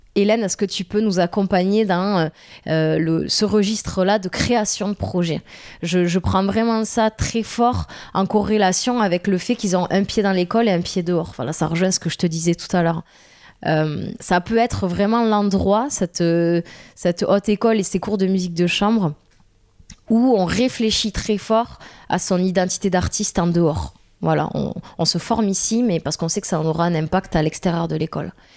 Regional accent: Tarn, Occitania, France; accent: strong Tarn accent; southern accent; moved away; also born or lived in Toulouse / Paris; moi, je suis du Tarn, j'ai un accent très fort du Tarn

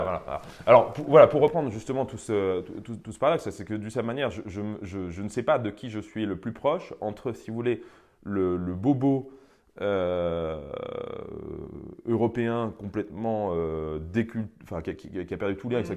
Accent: France; je n'ai pas choisi de naître français

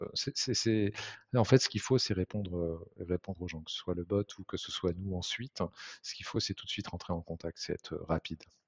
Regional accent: Nantes, Pays de la Loire, France; on est originaire de Nantes

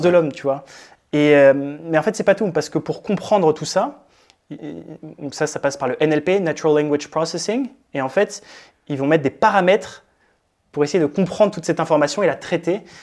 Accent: France; moved away as an adult; also born or lived in Berlin; je suis français

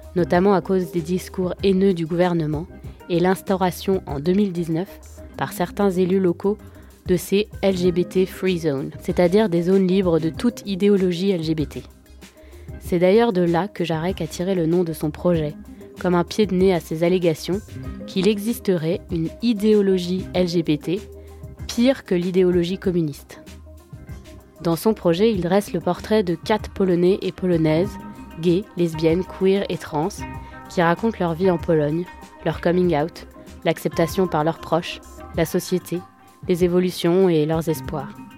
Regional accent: France; je suis française, européenne et hétérosexuelle

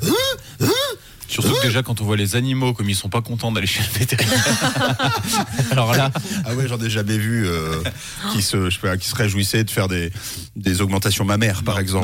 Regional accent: Switzerland; chez nous en Suisse

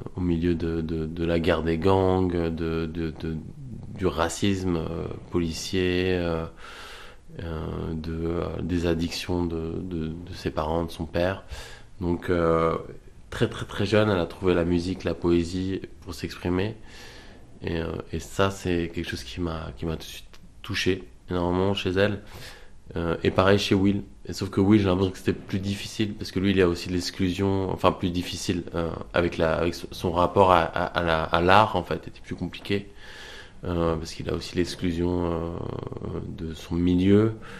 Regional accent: France; je suis français

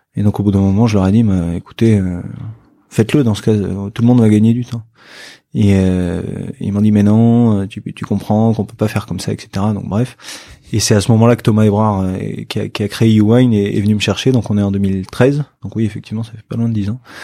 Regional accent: Bordeaux, Nouvelle-Aquitaine, France; puisqu'on est bordelais

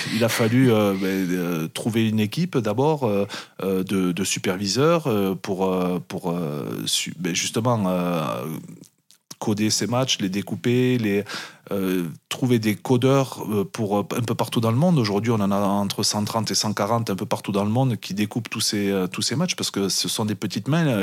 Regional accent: Perpignan, Occitania, France; moved away as an adult; also born or lived in Biarritz; je suis né à Perpignan, je suis un enfant du pays catalan, j'ai toujours grandi là-bas

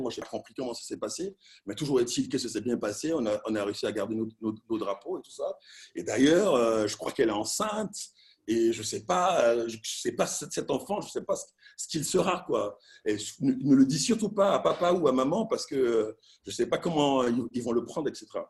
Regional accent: Abidjan, Côte d’Ivoire; j'ai grandi, je suis né et grandi à Abidjan en 1971

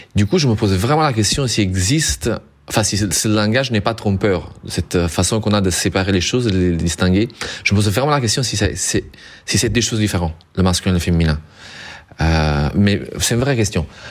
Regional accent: Southern Italy, Italy; moved away as an adult; also born or lived in northern Europe; je viens du sud de l'Italie

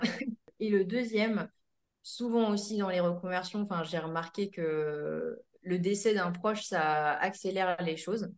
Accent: Seine-Maritime, Normandy, France; Je suis euh, du coup originaire de Seine-Maritime entre Le Havre et Rouen

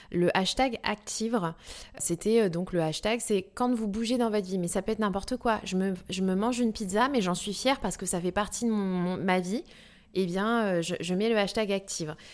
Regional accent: New Caledonia; je suis née en Nouvelle-Calédonie et j'ai vraiment été au contact à la nature très très jeune.

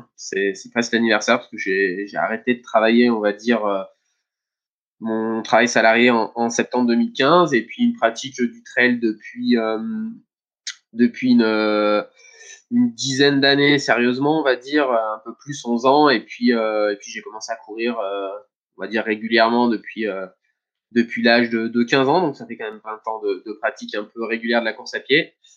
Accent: Saint-Martin-d'Hères, Auvergne-Rhône-Alpes, France; also born or lived in Savoie; je suis né à à Saint-Martin-d'Air euh, euh, et, j'ai presque tout le temps vécu euh, dans, ce département-là

